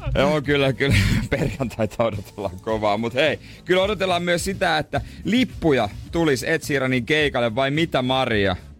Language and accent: Finnish; Seinäjoki, South Ostrobothnia, Finland